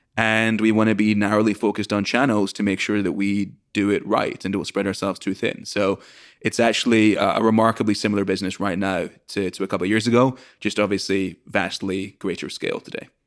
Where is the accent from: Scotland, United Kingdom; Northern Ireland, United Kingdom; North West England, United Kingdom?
Scotland, United Kingdom; moved away as an adult; now in United States; I'm from Scotland originally, came to the US to study at Brown